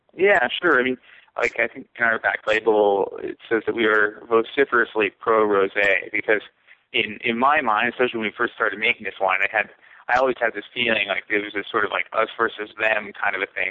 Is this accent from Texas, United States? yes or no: no; California, United States; moved away; I'm from California. My friends and family are from California